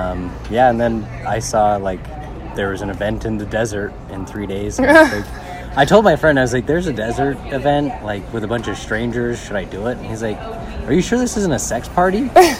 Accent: West Jordan, Utah, United States; also born or lived in Savannah, Georgia; So I'm Utah born and raised in West Jordan. I moved to Georgia for a year and a half for college.

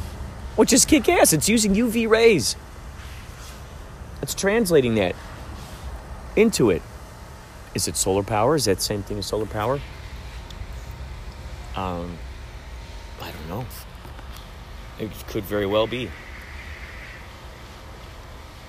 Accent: Chicago, Illinois, United States; moved away as an adult; now in Southern California, United States; I'm originally from Chicago.

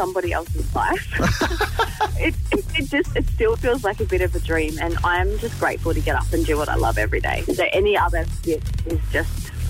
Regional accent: Central Coast, New South Wales, Australia; growing up on the Central Coast

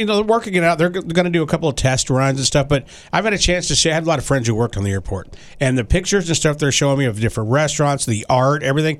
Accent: Texas, United States; moved away; I grew up in Texas

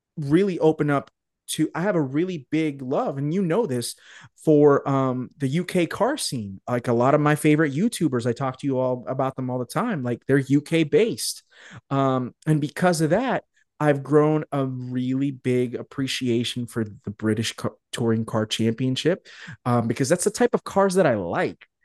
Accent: Arizona, United States; born or raised there

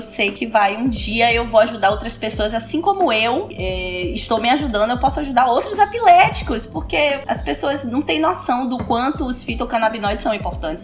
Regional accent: Salvador, Bahia, Brazil; also born or lived in Toronto; Sou braba, é baiana, soteropolitana falando aqui com vocês

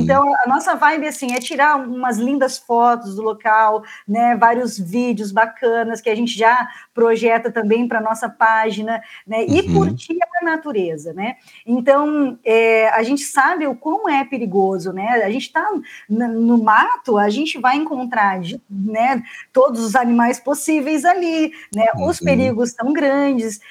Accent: Paraná, Brazil; sou paranaense, na verdade, né? Minha família é do Paraná

